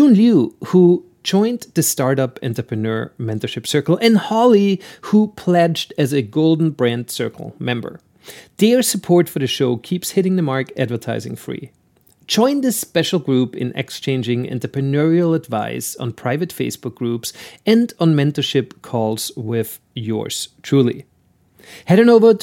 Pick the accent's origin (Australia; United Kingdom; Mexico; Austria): Austria; accent: Austrian; my Austrian accent